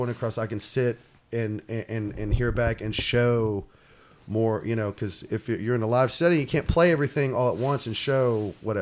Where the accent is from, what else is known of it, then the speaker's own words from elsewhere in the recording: San Marcos, Texas, United States; I'm from Texas. I'm from, you know, I grew up in San Marcos